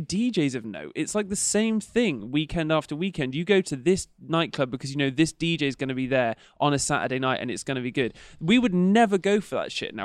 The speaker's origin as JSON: {"language": "English", "town": "Bristol", "region": "South West England", "country": "United Kingdom", "moved": "yes", "said": "I'm from Bristol originally"}